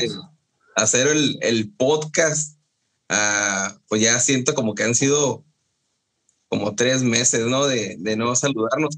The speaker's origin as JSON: {"language": "Spanish", "town": "Encarnación de Díaz", "region": "Jalisco", "country": "Mexico", "tie": "born or raised there", "moved": "yes", "said": "mi pueblo, a, La Chona"}